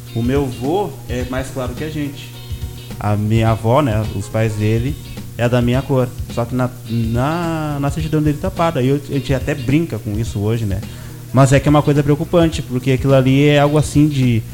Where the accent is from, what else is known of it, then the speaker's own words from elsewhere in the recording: Porto Alegre, Rio Grande do Sul, Brazil; now in São Borja, Brazil; eu sou do Rio Grande do Sul